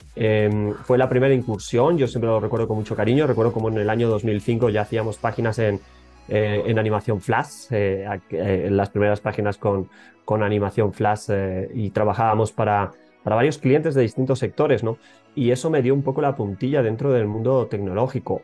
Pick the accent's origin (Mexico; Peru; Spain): Spain; Madrid, Community of Madrid; moved away as an adult; now in Ecuador; vengo desde España, yo nací en Madrid, pero ya muy jovencito me picaba descubrir aires nuevos